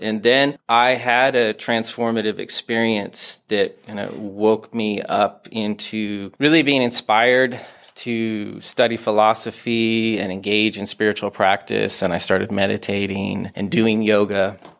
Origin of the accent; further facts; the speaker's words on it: Denver, Colorado, United States; moved away as an adult; also born or lived in Santa Barbara; growing up in Denver and then doing my PhD in Santa Barbara on the left coast